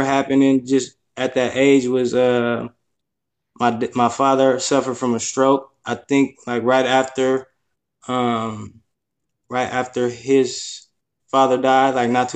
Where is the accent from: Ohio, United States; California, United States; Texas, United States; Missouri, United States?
California, United States; Richmond; I'm from Richmond, California, and I lived there most of my life